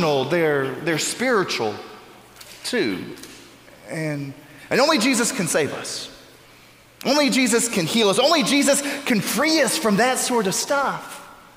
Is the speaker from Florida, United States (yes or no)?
yes; Florida, United States; moved away; my home state of Florida